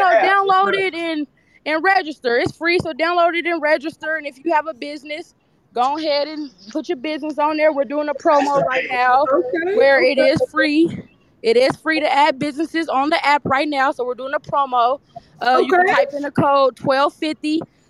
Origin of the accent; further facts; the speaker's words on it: Wichita, Kansas, United States; now in Phoenix, United States; We are currently in Phoenix, Arizona. That's what I'm talking about. But we are from Wichita, Kansas.